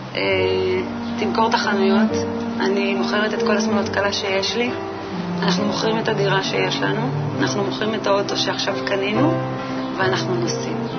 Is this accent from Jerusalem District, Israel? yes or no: no; Moshav near Rehovot, Central District, Israel; moved away as an adult; now in Petah Tikva, Israel; גדלתי במושב שנקרא מושב בתל אלעזר, אה, זה נמצא ליד רחובות. שם גם נולדתי וגרתי שם ממש עד גיל 18